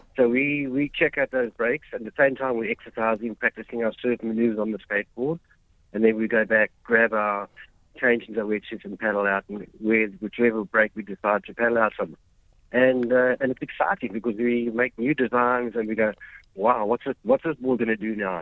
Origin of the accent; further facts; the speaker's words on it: Durban, KwaZulu-Natal, South Africa; I came from Brighton Beach. That's where I grew up and learned to surf.